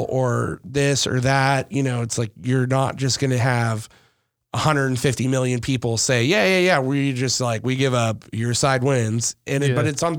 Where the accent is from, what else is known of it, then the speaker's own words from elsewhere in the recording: Southern California, United States; I grew up in Southern California, but I grew up with like black kids, Indian kids, Mexican kids, white kids, Asian kids.